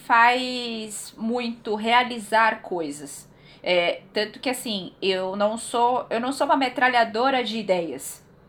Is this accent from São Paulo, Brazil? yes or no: yes; São Paulo, Brazil; Eu sou paulistana, eu sou da zona norte de São Paulo. Born and raised